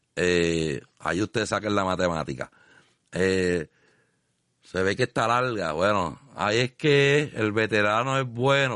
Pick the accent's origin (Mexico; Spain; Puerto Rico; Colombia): Puerto Rico; Arroyo; mi pueblo de Arroyo